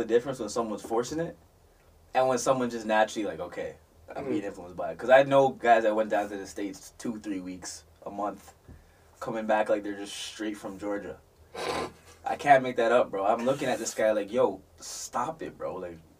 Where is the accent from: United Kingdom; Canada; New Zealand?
Canada; Toronto, Ontario; I used to say I'm from Toronto, I'll be honest, it's okay.